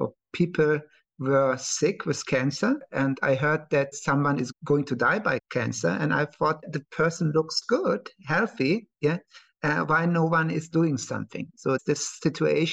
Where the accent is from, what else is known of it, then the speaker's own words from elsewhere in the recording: Cologne, North Rhine-Westphalia, Germany; also born or lived in Iskenderun, Turkey; my father was already in Germany, working in Cologne